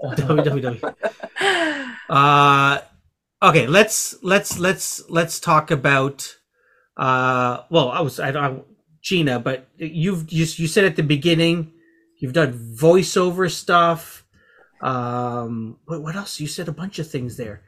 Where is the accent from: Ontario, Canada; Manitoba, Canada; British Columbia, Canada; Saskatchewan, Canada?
Ontario, Canada; Scarborough; I'm from Scarborough